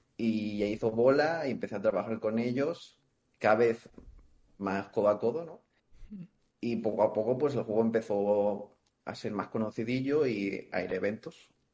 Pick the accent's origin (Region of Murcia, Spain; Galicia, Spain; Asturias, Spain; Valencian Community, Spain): Valencian Community, Spain; Valencia; soy de Valencia